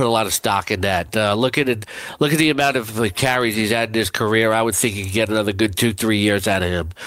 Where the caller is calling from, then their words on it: Wisconsin, United States; Yeah, this is uh, uh, … from Wisconsin